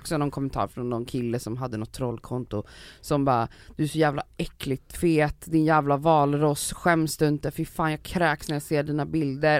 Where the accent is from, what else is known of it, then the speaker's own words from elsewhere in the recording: Stockholm, Stockholm County, Sweden; Jag växte upp i Farsta, det är arbetarklass, låg medelklass.